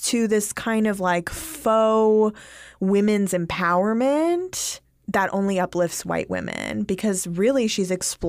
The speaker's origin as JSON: {"language": "English", "region": "New York", "country": "United States", "said": "You know what? That's how I talk. We're from New York."}